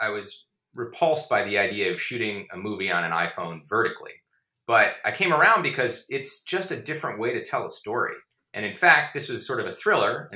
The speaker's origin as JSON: {"language": "English", "region": "Georgia", "country": "United States", "tie": "born or raised there", "moved": "yes", "said": "I grew up in Georgia and I learned about global warming, you know, in public school in third grade"}